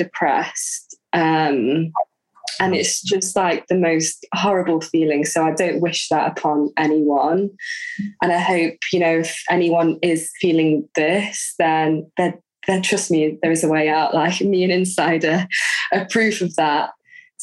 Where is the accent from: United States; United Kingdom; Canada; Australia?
United Kingdom; Leeds, Yorkshire and the Humber; now in Eilat, Israel; I'm from Leeds.